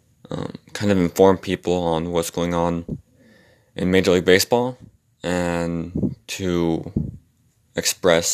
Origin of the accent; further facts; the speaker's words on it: Virginia, United States; I'm from Virginia